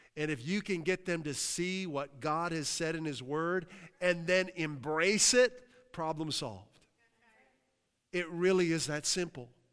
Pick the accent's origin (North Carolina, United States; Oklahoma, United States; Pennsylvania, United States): Pennsylvania, United States; New Castle; now in Massachusetts, United States; I came from a, a town, Newcastle, P A, uh, amazing city